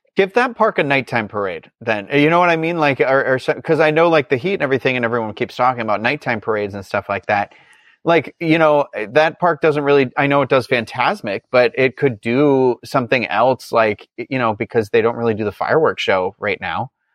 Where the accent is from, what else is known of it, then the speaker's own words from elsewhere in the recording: New England, United States; I'm from New England